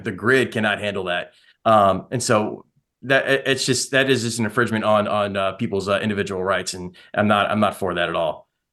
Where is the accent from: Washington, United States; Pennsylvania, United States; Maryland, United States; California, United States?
Maryland, United States; Baltimore; I'm from Baltimore originally, grew up in Baltimore